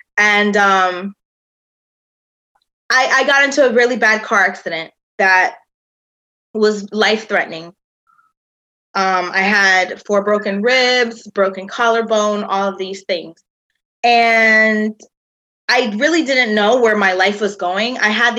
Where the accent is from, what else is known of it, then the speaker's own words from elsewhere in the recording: Hartford, Connecticut, United States; moved away; also born or lived in Georgia / Costa Rica; My father is African-American. And when I grew up in Hartford, Connecticut, or where I was born in Hartford, Connecticut, there were absolutely no Costa Ricans there. It was just my family. I was raised around a lot of Dominicans, a lot of Puerto Ricans